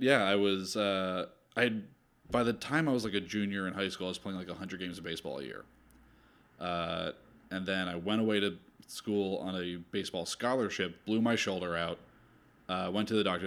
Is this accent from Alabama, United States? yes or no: no; New Jersey, United States; moved away as an adult; also born or lived in Philadelphia, Pennsylvania; I'm from South Jersey, and I grew up going to Philly 'cause my dad was born and raised there.